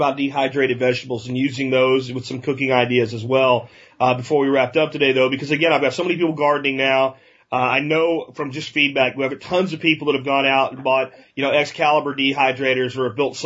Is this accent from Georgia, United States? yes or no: no; Pennsylvania, United States; Growing up in Pennsylvania in August when the harvest was heavy from the zucchini, it was a small town